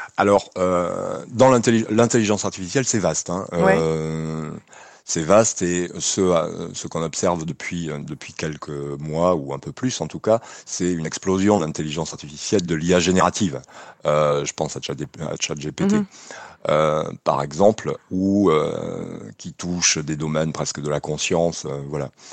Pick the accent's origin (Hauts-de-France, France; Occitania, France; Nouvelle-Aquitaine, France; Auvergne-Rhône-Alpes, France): Nouvelle-Aquitaine, France; chez nous en Aquitaine